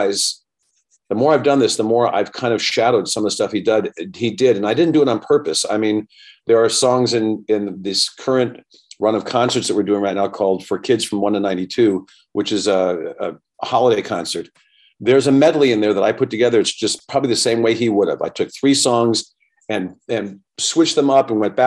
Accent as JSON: {"language": "English", "region": "New York", "country": "United States", "tie": "born or raised there", "also_born_or_lived": "Westchester County, New York / Beverly Hills, California", "moved": "yes", "said": "growing up in New York at that time"}